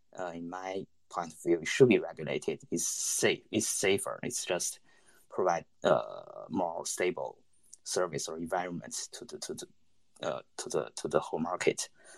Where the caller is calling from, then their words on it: China; I'm connecting from mainland China. I think my connection might not be that stable.